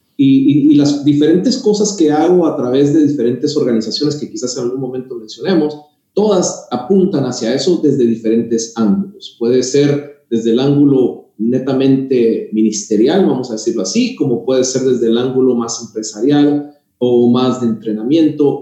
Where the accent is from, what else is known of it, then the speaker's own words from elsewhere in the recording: Guatemala; moved away as an adult; now in Miami, United States; Soy originario de Guatemala